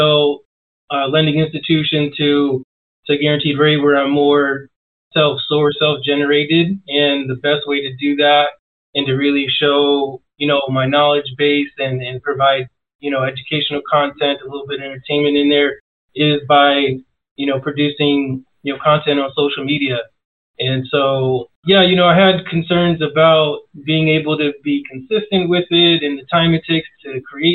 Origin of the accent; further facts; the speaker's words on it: New York City, New York, United States; moved away as an adult; now in Phoenix, United States; I'm from New York originally, been living in Phoenix for, almost 18 years now